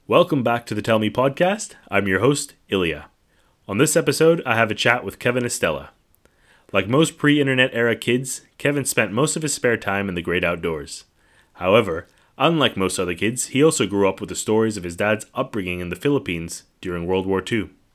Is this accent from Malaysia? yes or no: yes; Kuala Lumpur, Malaysia; I grew up in Kuala Lumpur, sort of this you know metropolitan, uh, sprawling urban jungle